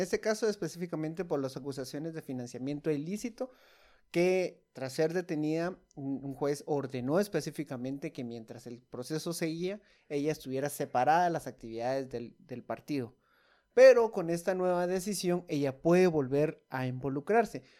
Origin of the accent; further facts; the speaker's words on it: Guatemala; como guatemaltecos